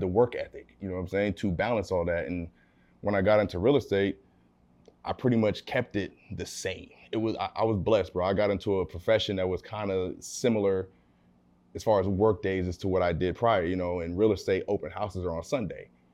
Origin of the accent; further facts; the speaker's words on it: California, United States; also born or lived in Abilene, Texas; raised in California my family's out here